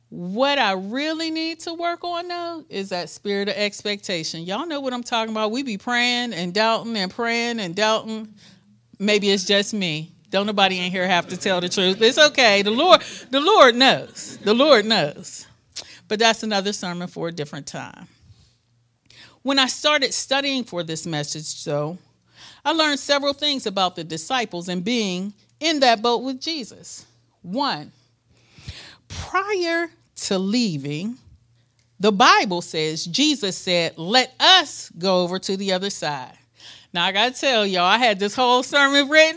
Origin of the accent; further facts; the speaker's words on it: Pittsburgh, Pennsylvania, United States; moved away as an adult; also born or lived in suburb of Memphis; we're from Pittsburgh, Pittsburgh, Pennsylvania. We know snow.